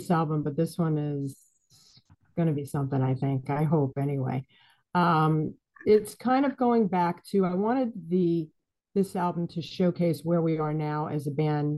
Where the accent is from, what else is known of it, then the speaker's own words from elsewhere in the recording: New York City, New York, United States; also born or lived in Boston; I am from the Bronx originally. So is my sister. And I've lived in New York City, went to school in New York City my whole life, other than a stint in Boston